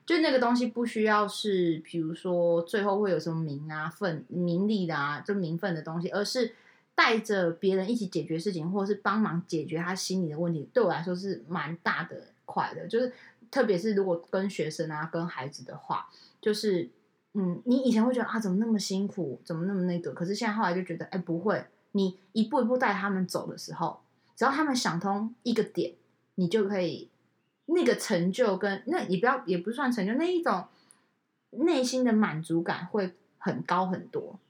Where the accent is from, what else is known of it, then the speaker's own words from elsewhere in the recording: Taiwan; 我们台湾人